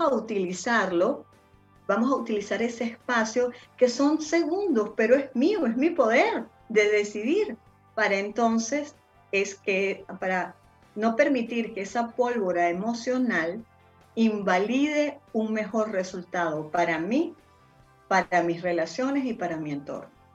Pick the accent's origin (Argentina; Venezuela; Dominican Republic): Venezuela; moved away as an adult; also born or lived in Spain; now in Chile; soy venezolana, radicada en Chile desde hace, yo creo que van a ser casi seis años